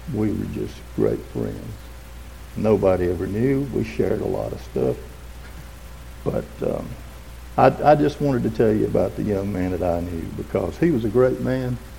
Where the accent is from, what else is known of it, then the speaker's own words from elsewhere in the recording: Westminster, South Carolina, United States; I was born in 1949 in Oconee Memorial Hospital and grew up in the big city of Westminster